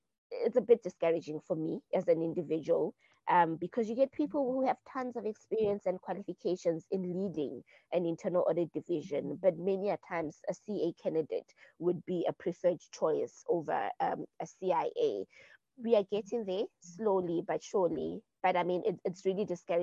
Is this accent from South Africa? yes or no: yes; South Africa; me being South African